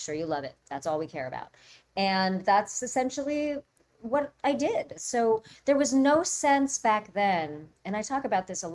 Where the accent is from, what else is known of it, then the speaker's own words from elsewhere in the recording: Orange County, California, United States; I grew up in Orange County and California